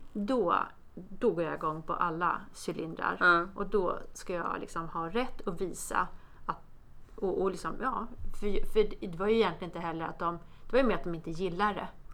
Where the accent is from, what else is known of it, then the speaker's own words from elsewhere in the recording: Botkyrka, Stockholm County, Sweden; jag är från Botkyrka, eh, från förorten